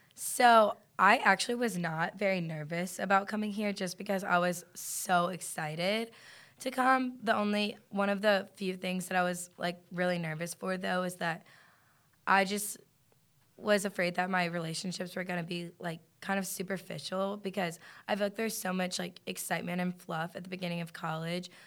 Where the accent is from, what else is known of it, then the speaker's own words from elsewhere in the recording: Lafayette, Louisiana, United States; moved away as an adult; now in Athens, United States; I'm from Lafayette, Louisiana